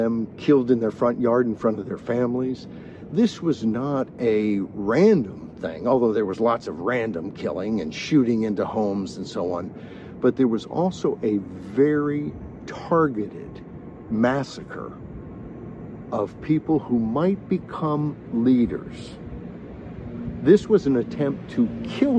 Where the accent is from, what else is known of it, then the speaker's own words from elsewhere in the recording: United States; as an American